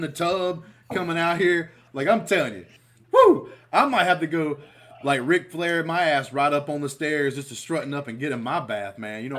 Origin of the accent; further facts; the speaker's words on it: Alabama, United States; I'm a man from Alabama, grown as hell, with a beard